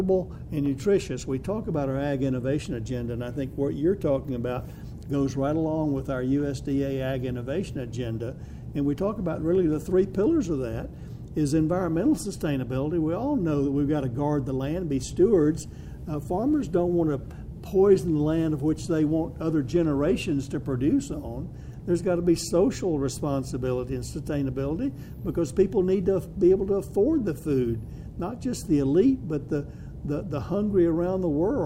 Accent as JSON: {"language": "English", "region": "Georgia", "country": "United States", "said": "I'm from Georgia"}